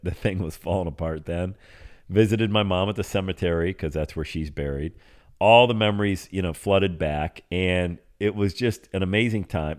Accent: Bradford, Pennsylvania, United States; moved away; that's where I grew up, uh, born and raised in Bradford, P

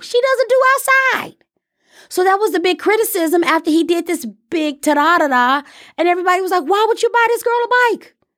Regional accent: Chicago, Illinois, United States; Growing up in Chicago

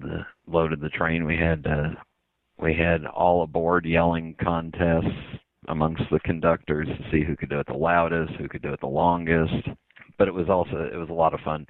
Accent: Los Angeles, California, United States; I grew up in Southern California, I grew up in the San Fernando Valley

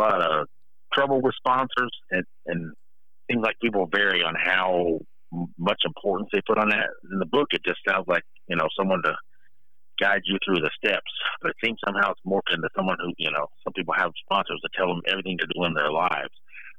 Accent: Tennessee, United States; I'm from Tennessee.

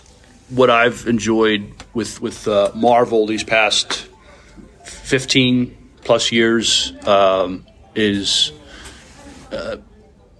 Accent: New York City, New York, United States; I'm a kid from Brooklyn. That's where I was born.

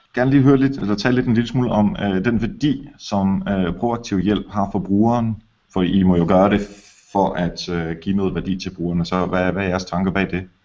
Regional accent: Denmark

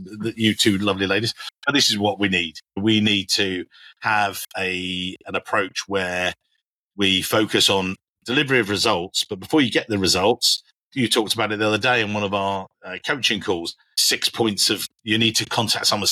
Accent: England, United Kingdom; as an English guy

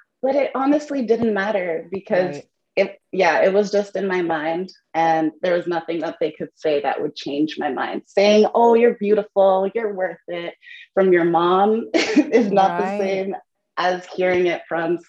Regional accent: Canada; So I am a Canadian non-diet nutritionist, Zumba instructor, and an entrepreneur.

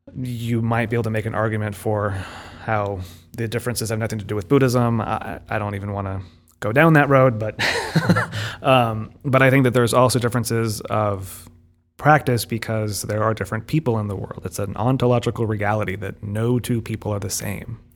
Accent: United States; we're both sort of raised in an American English-speaking context

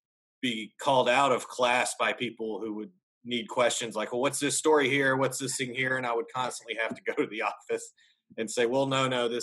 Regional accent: Birmingham, Alabama, United States; moved away as an adult; also born or lived in Louisville, Kentucky / Tuscaloosa, Alabama / Knoxville, Tennessee; now in Nashville, United States; I grew up in Alabama, where college football is basically a religion

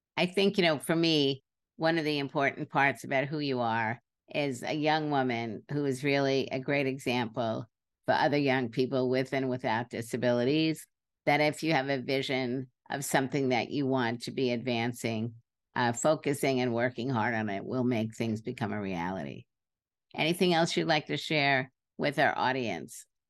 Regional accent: New York City, New York, United States; I grew up in Brooklyn

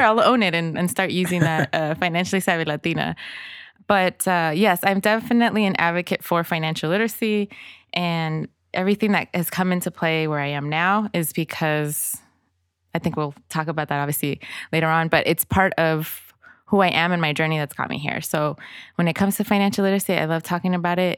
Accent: Inglewood, California, United States; English is a second language; also born or lived in El Salvador; I was actually born in El Salvador and my entire family fled to the States because of the Civil War back then in the eighties. So I grew up in Inglewood

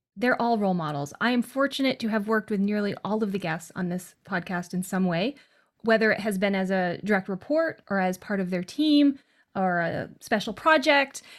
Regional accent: western Massachusetts, United States; I was born in a wicked small town in western Massachusetts

